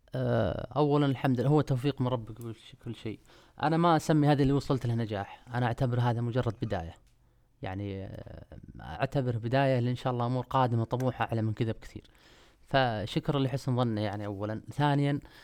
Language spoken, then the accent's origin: Arabic; Afif, Riyadh Province, Saudi Arabia; moved away; أنا مش من أهل الشرقية. أنا من, آه، من منطقة الرياض.